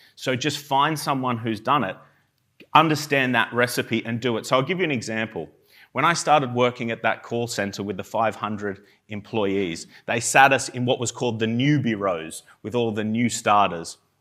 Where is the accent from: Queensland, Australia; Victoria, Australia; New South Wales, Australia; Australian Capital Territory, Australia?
New South Wales, Australia; Armidale; moved away as an adult; now in United Kingdom; I'm from, um, a small town called Armidale in New South Wales in Australia.